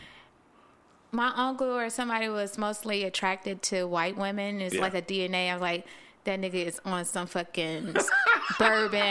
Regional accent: Hammond, Louisiana, United States; accent: twang; moved away; I'm from Hammond. That's a very, very small town. It's very country.

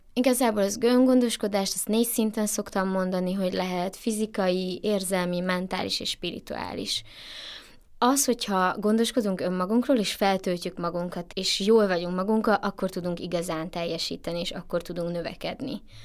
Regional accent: Transylvania, Romania; moved away; erdélyi vagyok

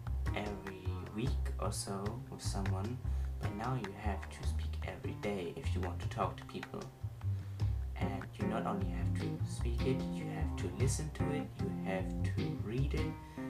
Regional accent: Germany; accent: German; English is a second language; I want my German accent to kind of go away, but I believe that just spending a gap year in another country won't necessarily erase my accent

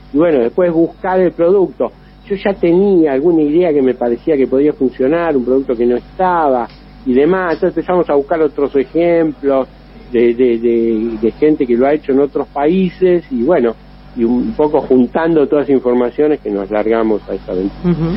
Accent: Chascomús, Buenos Aires Province, Argentina; accent: Argentine; moved away as an adult; now in Rome, Italy; vos sos argentino

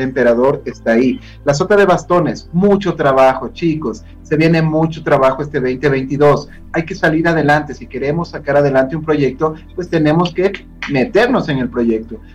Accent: Ecuador; todas las personas que estamos dentro del territorio ecuatoriano

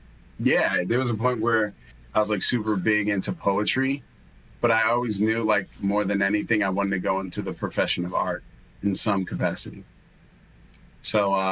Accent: Chicago, Illinois, United States; I'm born and raised Chicago

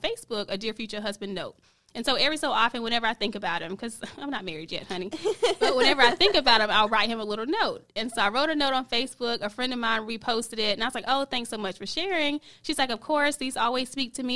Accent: South Carolina, United States; now in Charlotte, United States; I'm originally from South Carolina. Been in Charlotte for a few years.

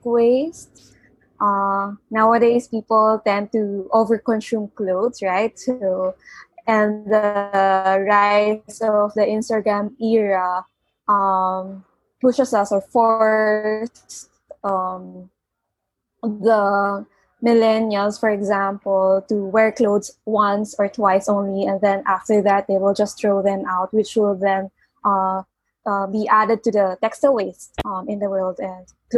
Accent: Philippines; from the Philippines

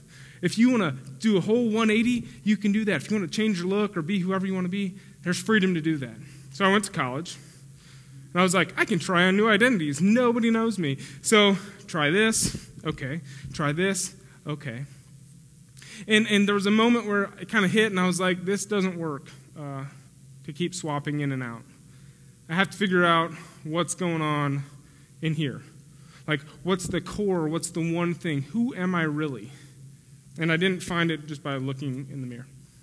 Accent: Spring, Texas, United States; also born or lived in St. Louis, Missouri / Pennsylvania / Oklahoma; And then when I was 3, we moved to Pennsylvania. And then 4 and a half, we moved to Oklahoma. And then 6th or 7th grade, we moved to Spring, Texas.

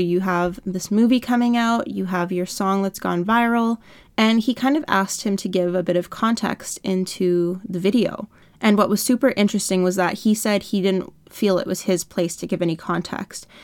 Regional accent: Canada; I'm from Canada

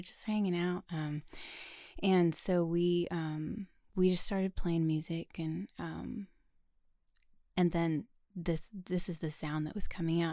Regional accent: Chehalis, Washington, United States; moved away as an adult; also born or lived in Tennessee; now in Nashville, United States; I'm actually from a tiny town called Chehalis, Washington

